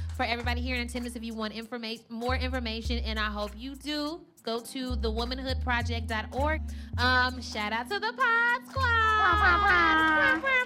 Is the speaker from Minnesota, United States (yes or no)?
no; New York, United States; I'm from the Bronx too.